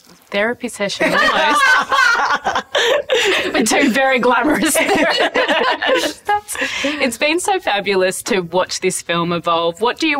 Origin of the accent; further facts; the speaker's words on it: Australia; As an Australian.